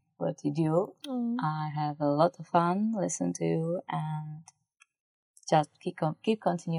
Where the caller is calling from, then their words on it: Prague, Czechia; Hi, guys. … from Prague, Czech Republic.